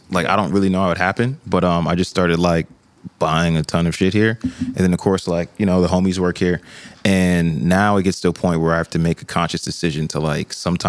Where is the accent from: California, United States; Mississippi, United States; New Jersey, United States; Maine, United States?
New Jersey, United States; Somerset; I'm from Jersey, Somerset, New Jersey, to be specific.